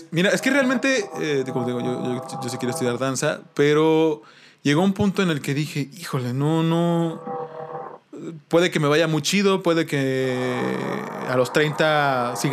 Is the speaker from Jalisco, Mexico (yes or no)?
no; Huatulco, Oaxaca, Mexico; also born or lived in Playa del Carmen, Quintana Roo; now in Mexico City, Mexico; yo nací en Huatulco, yo soy de Huatulco.